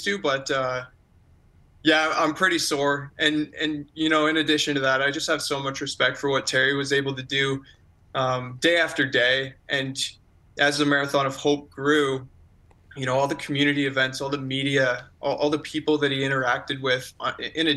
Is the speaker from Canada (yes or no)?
yes; Forest, Ontario, Canada; my hometown of Forest